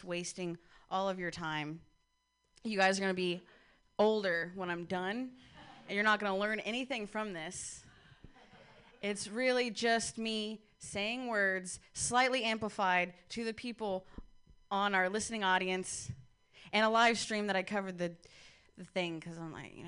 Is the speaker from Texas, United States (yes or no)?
no; Ohio, United States; I'm from Ohio